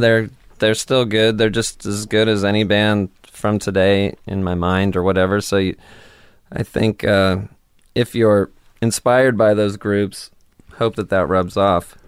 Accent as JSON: {"language": "English", "town": "Stockton", "region": "California", "country": "United States", "moved": "yes", "lives_now": "Portland, United States", "said": "I'm from California"}